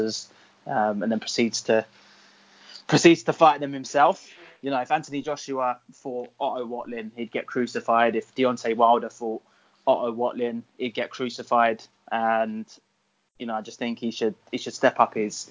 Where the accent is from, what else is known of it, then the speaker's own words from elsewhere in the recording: England, United Kingdom; as an Englishman